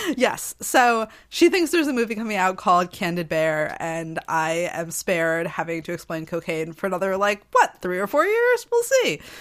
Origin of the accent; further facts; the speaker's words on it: New England, United States; I am from New England